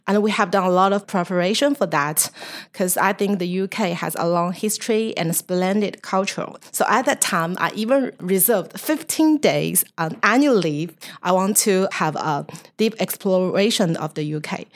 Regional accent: China

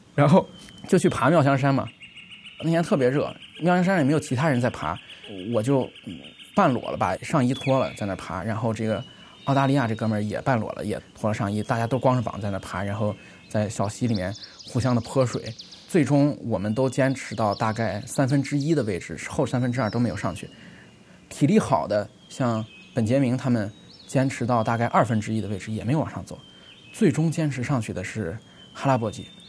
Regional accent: China; 我们中国人

